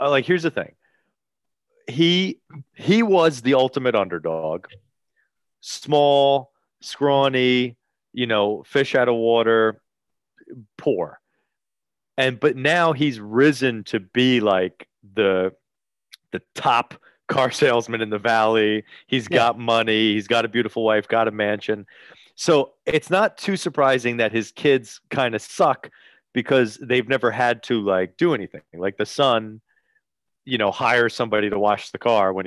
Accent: New Jersey, United States; I'm from Jersey. Jersey

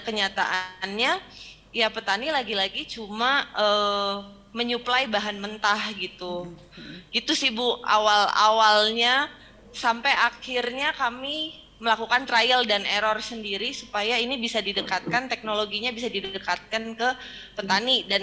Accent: Jakarta, Indonesia; Nah balik balik ke Jakarta waktu itu karena saya besar kan lahir di Jakarta gede di Jakarta

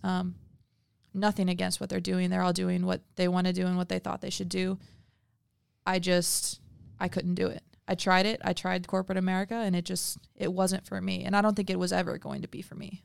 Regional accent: adults from Missouri, Midwest, United States; moved away; growing up in the Midwest

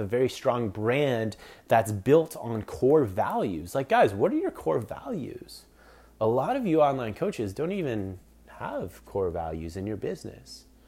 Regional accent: Collingwood, Ontario, Canada; Small town called Collingwood, Ontario

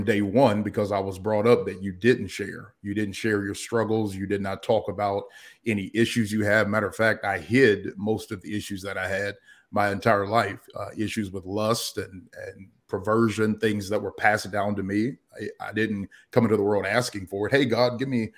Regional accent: Danville, Kentucky, United States; moved away as an adult; also born or lived in Atlanta, Georgia; My hometown is actually Danville, Kentucky. That's where I reside now.

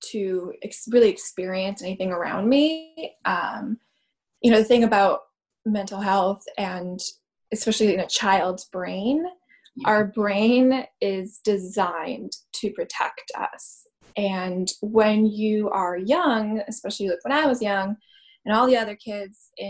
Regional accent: Boston, Massachusetts, United States; also born or lived in Sarajevo, Bosnia and Herzegovina / Croatia / Czech Republic; I was born in Sarajevo, Bosnia, and I currently live right outside of Boston right now. So, I was born in 89

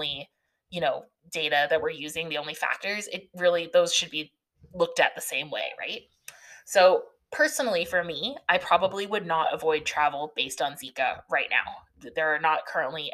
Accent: Canada; I'm Canadian

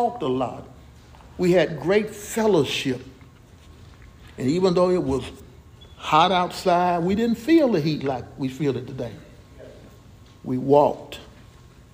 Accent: Jackson, Mississippi, United States; when I was growing up in Jackson, Mississippi, my hometown, we used to walk to school

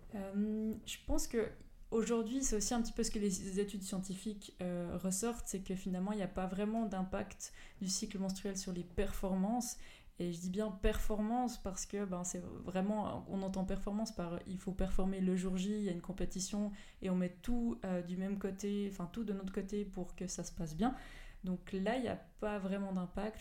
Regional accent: Belfaux, Fribourg, Switzerland; d'où je viens, j'ai grandi à Belfaux, donc, donc vraiment pas très loin de Fribourg

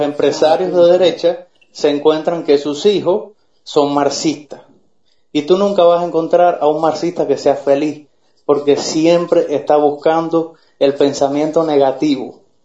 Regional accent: Cuba; moved away; nosotros en la misma isla nos decimos que somos los judíos de América

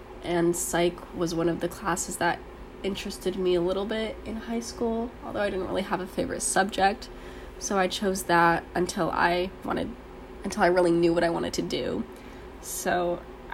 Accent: Pleasanton, California, United States; moved away; I am from Pleasanton, California in the Bay Area

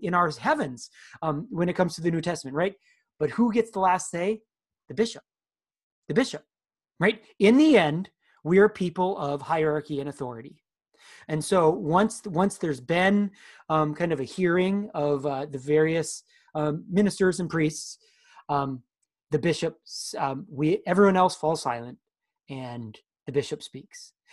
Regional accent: United States; us as American Christians

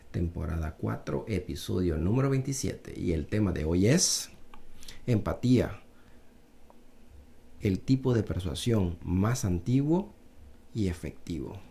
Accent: Panama; los paisanos que son chinos como yo, yo soy mitad chino, mitad panameño

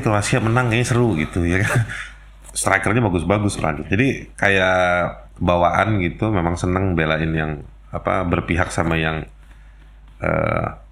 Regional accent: Jakarta, Indonesia; saya ya lahir di Jakarta

